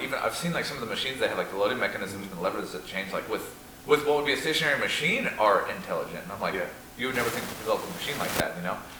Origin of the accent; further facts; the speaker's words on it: Ireland; You've got the Irish endorsement. I'm Irish.